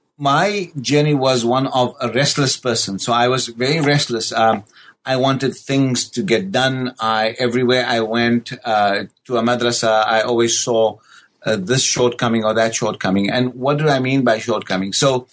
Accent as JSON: {"language": "English", "country": "South Africa", "tie": "born or raised there", "said": "born and raised in South Africa, the question of your existential presence in South Africa as a person of a brown skin in a white-dominated South Africa"}